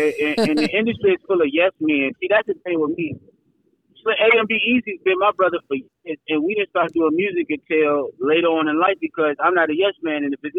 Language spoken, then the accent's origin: English; East Coast, United States; growing up on the East Coast